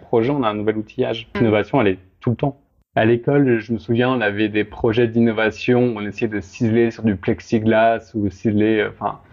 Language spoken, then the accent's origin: French; Grenoble, Auvergne-Rhône-Alpes, France; je viens de Grenoble